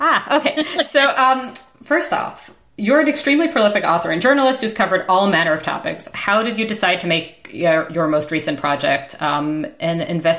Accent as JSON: {"language": "English", "town": "New York City", "region": "New York", "country": "United States", "tie": "born or raised there", "moved": "as an adult", "lives_now": "Canada", "said": "I grew up, I'm in Canada now, clearly, but I grew up in New York City."}